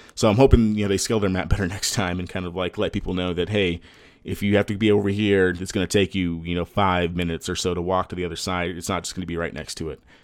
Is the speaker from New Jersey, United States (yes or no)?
no; Texas, United States; I'm from Texas.